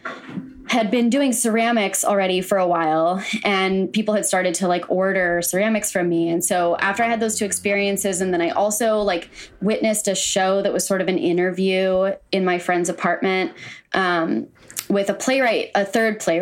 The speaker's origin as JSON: {"language": "English", "town": "Los Angeles", "region": "California", "country": "United States", "tie": "born or raised there", "also_born_or_lived": "New York", "moved": "as an adult", "said": "I grew up in Los Angeles"}